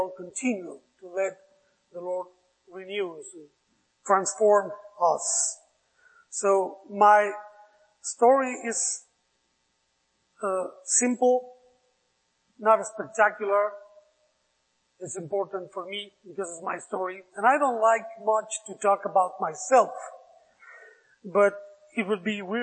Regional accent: Mexico City, Mexico; English is a second language; also born or lived in Mérida, Yucatán; So I was raised in Mexico City. When I was 2 years old, we moved to Mexico City. So I was raised there.

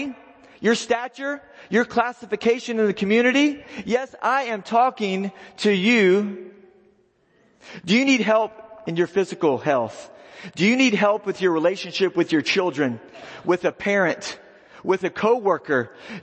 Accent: Texas, United States; I'm from Texas.

